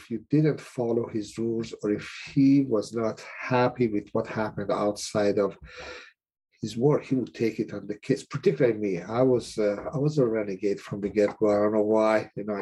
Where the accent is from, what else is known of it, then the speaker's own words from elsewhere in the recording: Iran; moved away as an adult; also born or lived in Cleveland, Ohio; now in United States; I'm originally from Iran. I came to the States in 1978